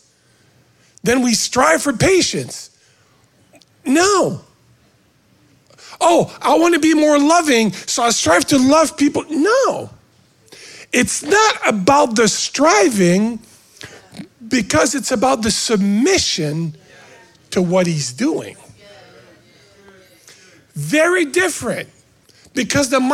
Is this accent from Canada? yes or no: yes; Canada; now in United States; I was an American before being a Canadian because I was born here, right? So my dad used to be a maple syrup maker, whatever, right? So I grew up going to the sugar shack